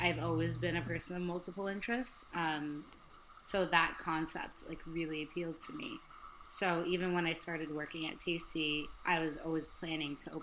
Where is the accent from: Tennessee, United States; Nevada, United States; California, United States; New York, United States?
California, United States; also born or lived in Kenya; now in Los Angeles, United States; I'm California born and raised, but I'm first generation American